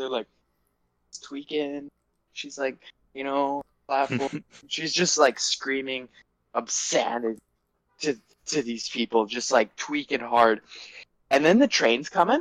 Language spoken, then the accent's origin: English; Vancouver, British Columbia, Canada; We're all from Vancouver